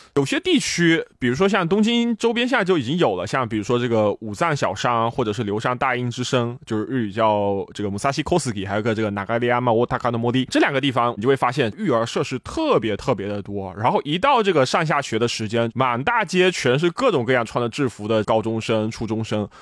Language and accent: Chinese; China; now in Japan; 这个我觉得对于我作为一个中国人来说确实特别的不可思议